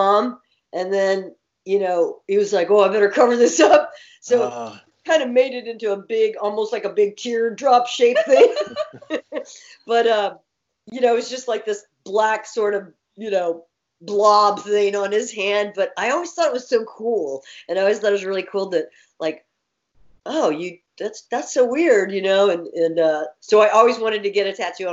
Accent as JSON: {"language": "English", "town": "San Antonio", "region": "Texas", "country": "United States", "tie": "born or raised there", "moved": "as an adult", "said": "I grew up in San Antonio"}